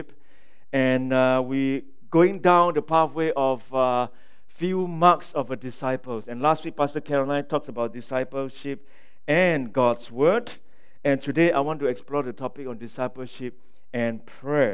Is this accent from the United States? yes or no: no; Singapore; moved away; I'm from Singapore.